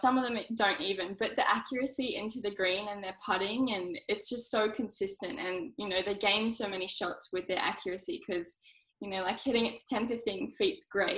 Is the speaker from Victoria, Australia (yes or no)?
no; Queensland, Australia; also born or lived in New South Wales; I'm from New South Wales. So we moved up to Queensland when I was about 5 or 6